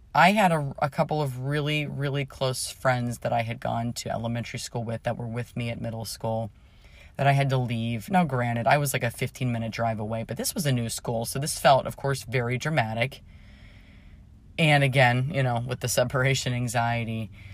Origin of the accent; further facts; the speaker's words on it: Pittsburgh, Pennsylvania, United States; I grew up in Pittsburgh